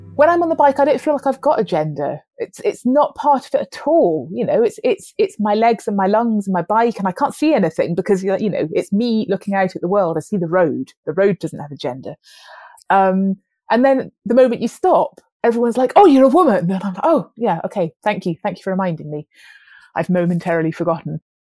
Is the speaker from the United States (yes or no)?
no; Wales, United Kingdom; moved away; also born or lived in London; I grew up in Wales